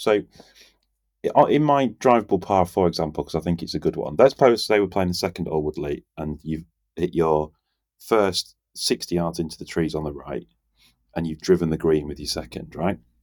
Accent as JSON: {"language": "English", "region": "England", "country": "United Kingdom", "said": "We're English"}